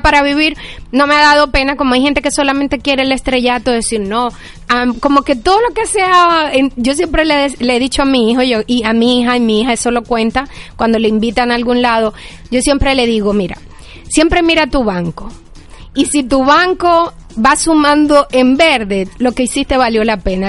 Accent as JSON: {"language": "Spanish", "country": "Venezuela", "moved": "as an adult", "lives_now": "Miami, United States", "said": "somos venezolanos"}